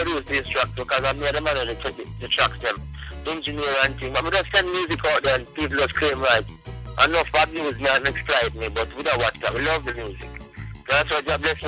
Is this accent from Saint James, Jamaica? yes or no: yes; Montego Bay, Saint James, Jamaica; also born or lived in Hanover, Jamaica / Kingston, Jamaica; grew up in Montego Bay, from about like a year old, and less than a year old